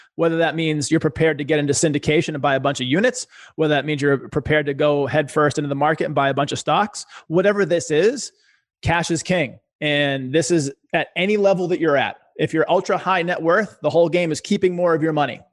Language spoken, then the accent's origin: English; Boston, Massachusetts, United States; I was a poor kid growing up in Boston